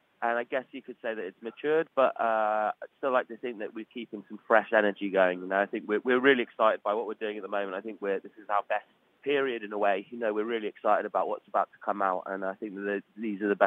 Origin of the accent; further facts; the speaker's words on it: United Kingdom; growing up in Britain and being like steeped in British music